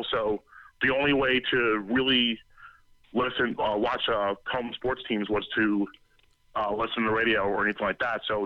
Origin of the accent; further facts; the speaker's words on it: Philadelphia, Pennsylvania, United States; also born or lived in Doylestown, Pennsylvania / Hatboro, Pennsylvania; I grew up in Philadelphia. I'm originally from there. I was born and raised, and then I moved to the suburbs in Doylestown, Pennsylvania, most of my life